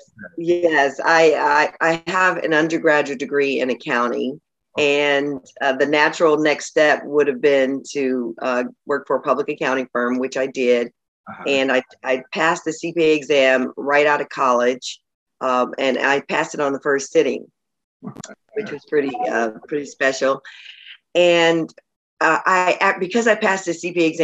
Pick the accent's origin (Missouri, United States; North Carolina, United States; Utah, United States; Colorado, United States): Missouri, United States; St. Louis; moved away as an adult; now in Los Angeles, United States; grew up in St. Louis, but I moved to Los Angeles right after college. So I consider LA home.